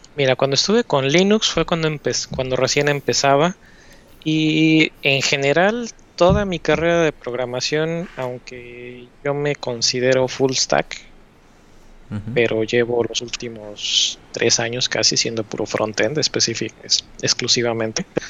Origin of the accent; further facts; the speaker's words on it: Puebla, Mexico; moved away as an adult; now in United States; llevo viviendo en Estados Unidos desde el 2011, pero soy poblano